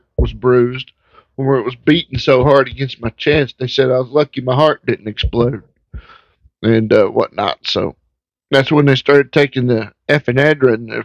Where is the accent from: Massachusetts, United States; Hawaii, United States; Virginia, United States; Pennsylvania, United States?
Virginia, United States; my home state of Virginia